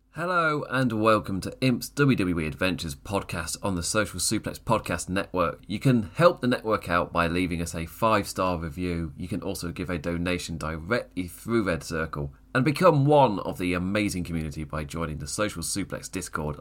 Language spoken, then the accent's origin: English; England, United Kingdom; I'm English